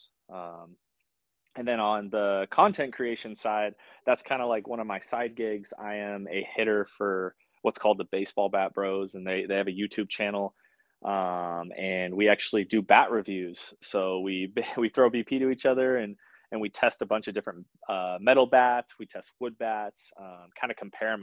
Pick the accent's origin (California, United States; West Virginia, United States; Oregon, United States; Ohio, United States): Oregon, United States; Sherwood; born or raised there